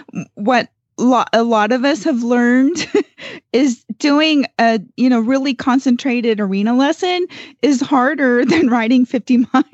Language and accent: English; Gardnerville, Nevada, United States; from Gardnerville, Nevada, and you are listening to Horses in the Morning on the Horse Radio Network